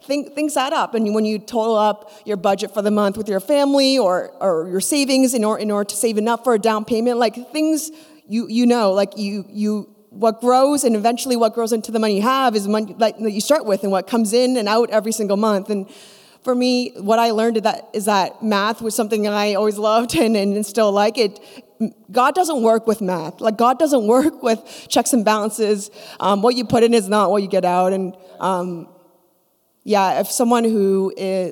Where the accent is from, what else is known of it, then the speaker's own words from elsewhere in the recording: Canada; also born or lived in Korea; I was born in Korea to missionaries, and my parents moved me and my brother to Canada to plant a church